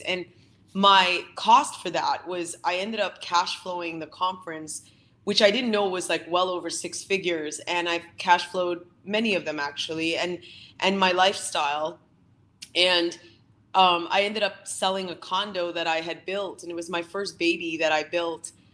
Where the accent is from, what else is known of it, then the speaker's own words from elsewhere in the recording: Canada; my family is from the Philippines, but I was born and raised here in Canada